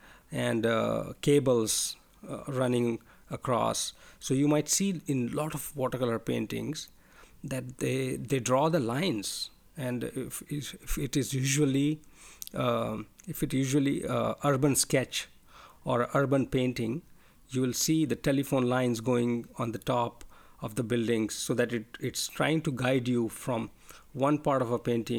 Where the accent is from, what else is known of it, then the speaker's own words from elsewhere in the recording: India; English is a second language; moved away; I'm not a native English speaker. I'm an Indian, and I'm living in a different country right now.